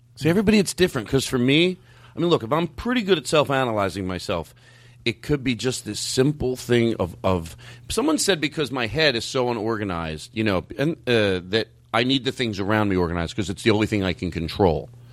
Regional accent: Philadelphia, Pennsylvania, United States; I was born in Philadelphia

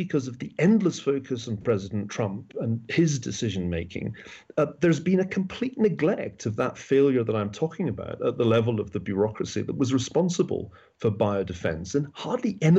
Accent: Glasgow, Scotland, United Kingdom; also born or lived in Oxford; now in United States; as a Scotsman, I've always felt more at home in the United States than in England. It's a funny thing, but I grew up in Glasgow

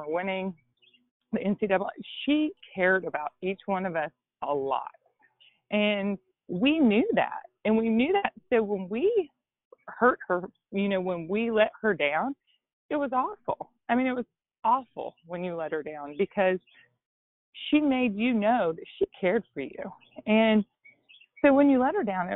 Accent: Gatlinburg, Tennessee, United States; moved away; I'm from Gatlinburg, Tennessee, which is probably an hour outside of Knoxville. And it's a small mountain town

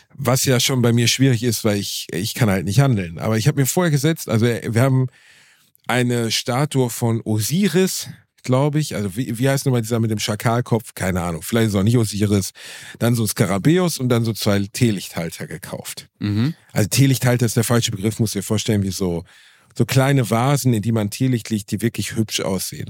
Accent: Germany; ich bin Deutscher

